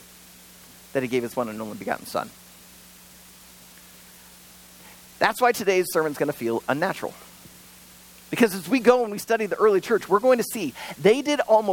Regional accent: United States; I was born in America and raised in America

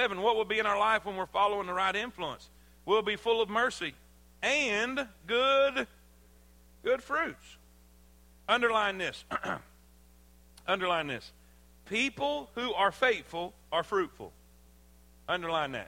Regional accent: South Florida, United States; I grew up in South Florida.

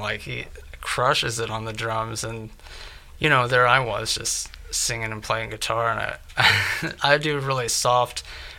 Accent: Licking, Missouri, United States; I'm from a really small town in Missouri called Licking.

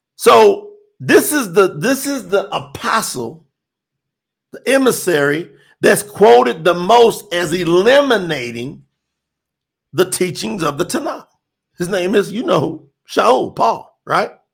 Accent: Kentucky, United States; Kentucky's on the list. You know, that's my home state

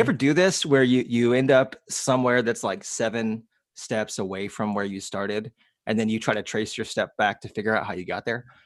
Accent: Leander, Texas, United States; That is my hometown

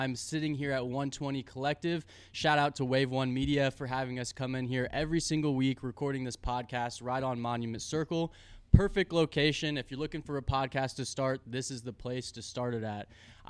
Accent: South Side, Indianapolis area, United States; I grew up on the South Side. So Center Grove.

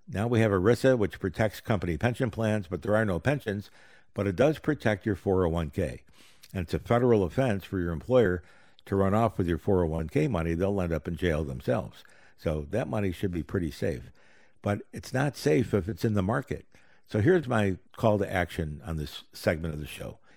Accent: Rochester, New York, United States; I grew up in Rochester, New York

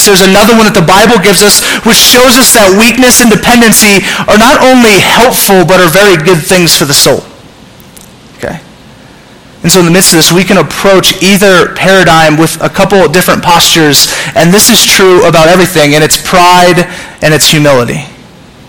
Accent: Southern California, United States; I'm from Southern California

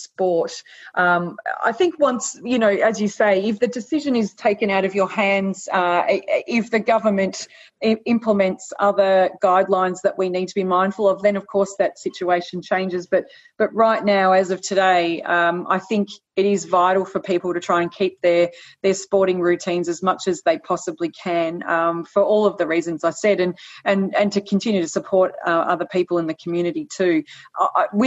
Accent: Australia; Australian citizens

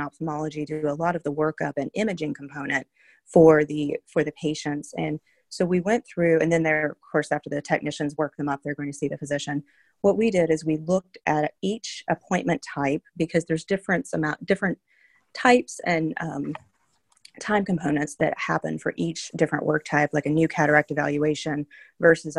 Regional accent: North Carolina, United States; moved away; also born or lived in Minnesota; I am from North Carolina

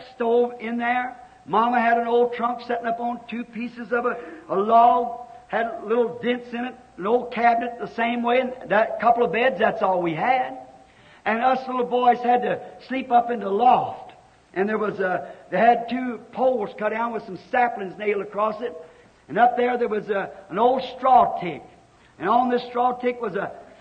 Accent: Kentucky, United States; I was raised in Kentucky, and we lived in a little old log cabin

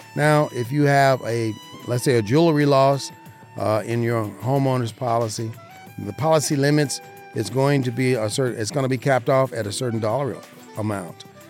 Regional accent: Southern Nevada, United States; I am an insurance broker right here in Southern Nevada, born and raised, my hometown, my beautiful city

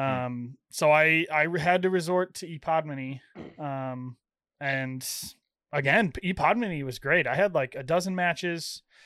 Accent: Illinois, United States; now in Iowa, United States; I'm from Illinois

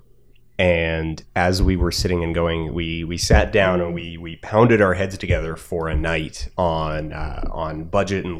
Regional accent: Alberta, Canada; I'm from Alberta.

